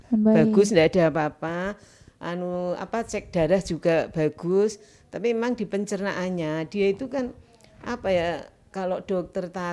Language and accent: Indonesian; Nganjuk, East Java, Indonesia; kan dari Nganjuk ya, Mbak